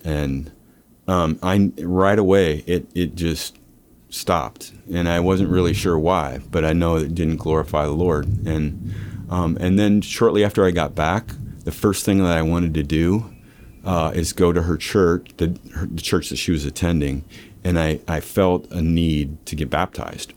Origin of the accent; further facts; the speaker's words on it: Lincoln, Nebraska, United States; I'm from, uh, uh, Nebraska. Lincoln